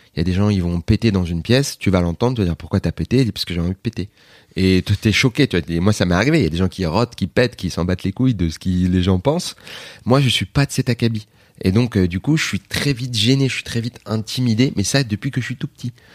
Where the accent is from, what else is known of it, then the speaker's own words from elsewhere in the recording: Aubervilliers, Île-de-France, France; mon enfance à Aubervilliers.